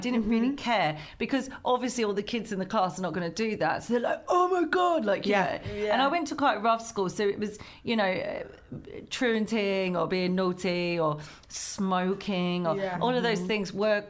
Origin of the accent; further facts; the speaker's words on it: Chatham, South East England, United Kingdom; They come from where I come from Chatham.